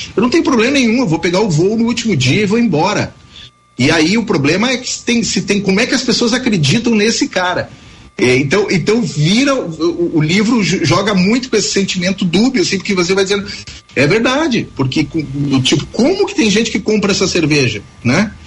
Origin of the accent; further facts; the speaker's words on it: Tupanciretã, Rio Grande do Sul, Brazil; moved away; eu nunca morei em Tupaciretê, eu nasci em Tupaciretê, mas morei pra, na, na fazenda até os seis anos de idade